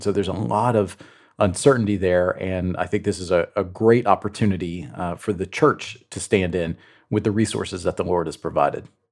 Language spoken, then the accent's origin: English; Chattanooga, Tennessee, United States; in my hometown of, of Chattanooga